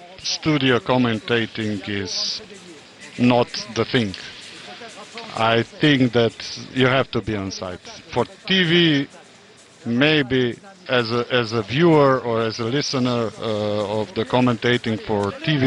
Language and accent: English; Rijeka, Primorje-Gorski Kotar County, Croatia; English is a second language; European Championship in Croatia in January. very near to my hometown in Rijeka.